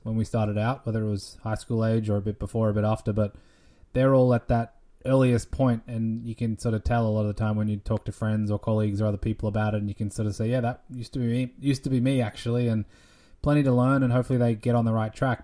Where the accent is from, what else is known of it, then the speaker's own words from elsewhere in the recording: Australia; moved away; my home country in Australia